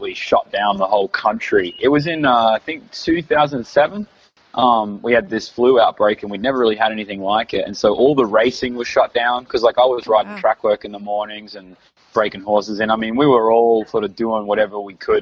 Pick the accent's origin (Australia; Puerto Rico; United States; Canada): Australia; Queensland; I was up from Queensland